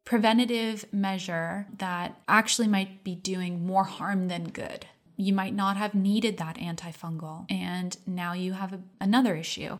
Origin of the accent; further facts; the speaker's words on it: United States; I grew up in America